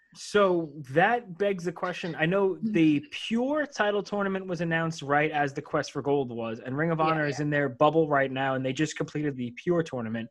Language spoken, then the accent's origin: English; United States; being an American